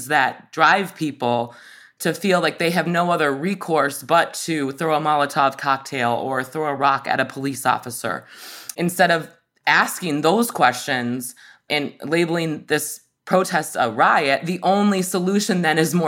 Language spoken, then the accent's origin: English; Michigan, United States; my home state of Michigan